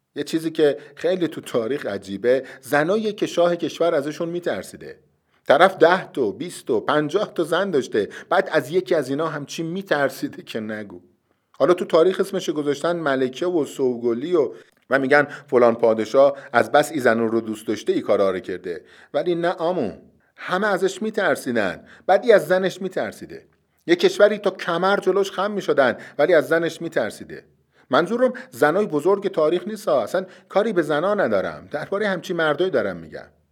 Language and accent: Persian; Iran; من ایرانیم